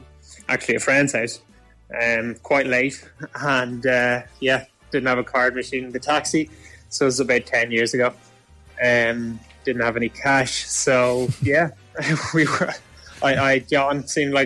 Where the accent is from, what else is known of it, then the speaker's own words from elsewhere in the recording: Dublin, Leinster, Ireland; I'm from Dublin, Howth